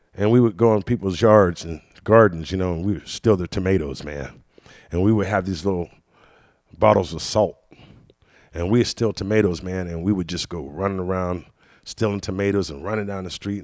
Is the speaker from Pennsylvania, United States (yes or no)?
yes; Washington, Pennsylvania, United States; also born or lived in Pittsburgh, Pennsylvania; Washington, Pennsylvania, but that's where I was actually born